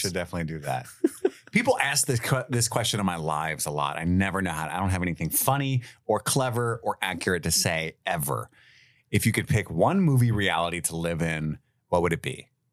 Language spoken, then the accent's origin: English; Cincinnati, Ohio, United States; We both lived here our whole lives